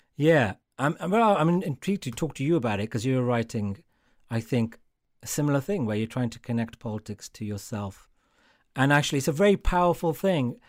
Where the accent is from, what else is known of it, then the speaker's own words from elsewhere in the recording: Wolverhampton, West Midlands, United Kingdom; I'm from Wolverhampton. I know these people.